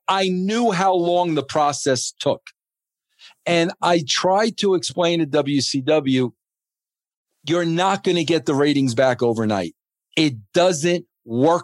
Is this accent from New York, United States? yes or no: yes; New York, United States; now in Thornton, Colorado, United States; growing up in New York